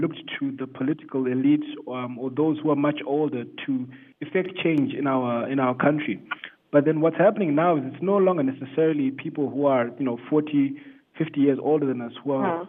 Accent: Zimbabwe; moved away as an adult; now in France; I've also been born and bred in Zimbabwe, and after high school, I actually stayed and worked for Deloitte for about 9 years.

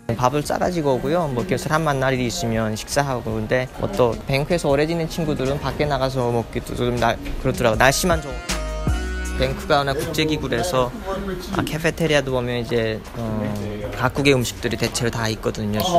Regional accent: North Korea; now in Virginia, United States; 내가 북한에서 왔다는

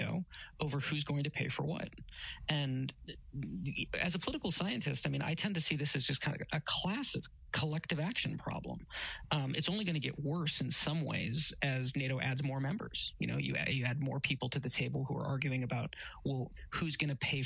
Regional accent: United States; I'm an American.

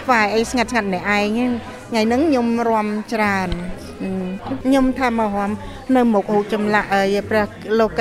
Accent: Cambodia

